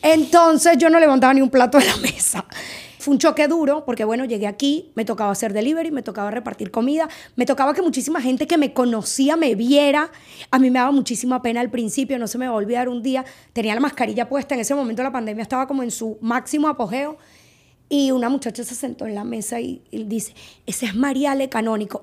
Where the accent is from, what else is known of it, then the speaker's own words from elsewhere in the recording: Margarita Island, Nueva Esparta, Venezuela; moved away as an adult; la casa de mis papás mi casa de Margarita de toda la vida, nosotros vivíamos ahí.